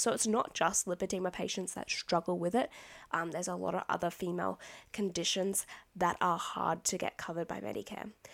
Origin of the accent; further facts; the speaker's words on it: Australia; I'm Australian